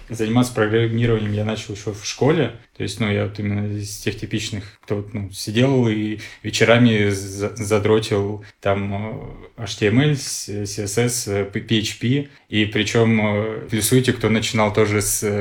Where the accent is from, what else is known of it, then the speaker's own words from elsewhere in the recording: Khanty-Mansi Autonomous Okrug, Russia; also born or lived in Tashkent / Israel / Belgorod; now in Moscow, Russia; я родился в Ташкенте, вырос в Ханты-Мансийском автономном округе, жил в Израиле, потом в Белгороде, а в итоге сейчас вот 8 лет в Москве.